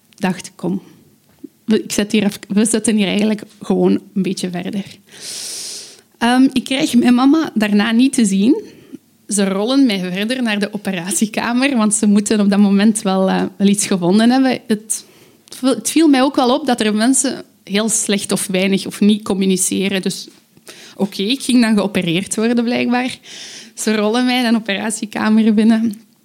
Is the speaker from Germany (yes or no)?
no; Aalst, Flanders, Belgium; ik kom uit Aalst.